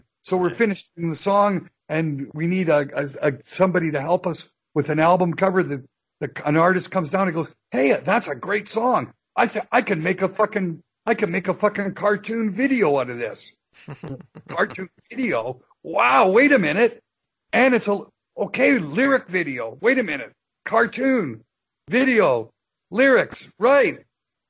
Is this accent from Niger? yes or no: no; Canada; I'm a Canadian citizen